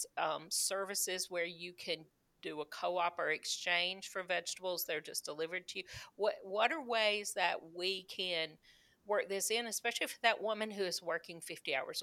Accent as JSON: {"language": "English", "region": "the South", "country": "United States", "tie": "born or raised there", "said": "I grew up in the South."}